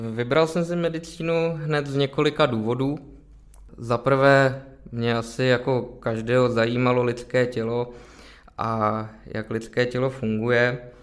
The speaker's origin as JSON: {"language": "Czech", "town": "Plzeň", "region": "Plzeň Region", "country": "Czechia", "tie": "born or raised there", "said": "Já jsem se narodil v Plzni, Aha. žiju v Plzni"}